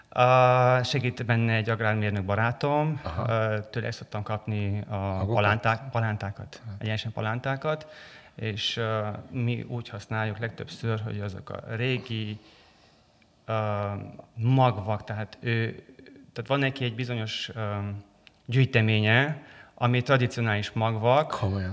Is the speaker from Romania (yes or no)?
yes; Transylvania, Romania; mivel erdélyi vagyok